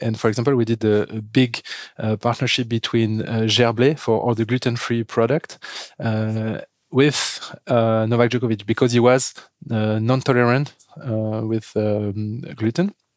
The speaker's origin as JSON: {"language": "English", "country": "France", "accent": "French", "second_language": "English", "said": "As you can hear with my accent, we are French"}